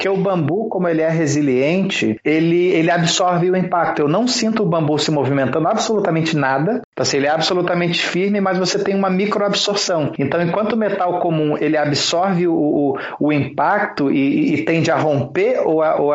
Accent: Rio de Janeiro, Brazil; né? Agora eu tô com 34 anos, sou carioca, apesar do sotaque de merda que não é de lugar nenhum.

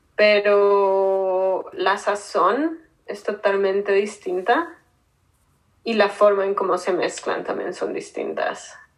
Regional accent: Bogotá, Colombia; moved away as an adult; also born or lived in New York, United States; now in United States; Soy de Colombia. Nací en Bogotá.

